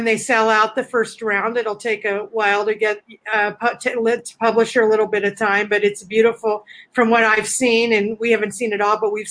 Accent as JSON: {"language": "English", "region": "New Mexico", "country": "United States", "said": "my home state, New Mexico"}